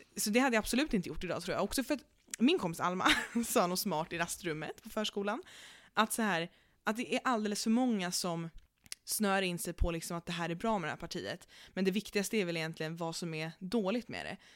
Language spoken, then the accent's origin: Swedish; Stockholm, Stockholm County, Sweden; vi är stockholmare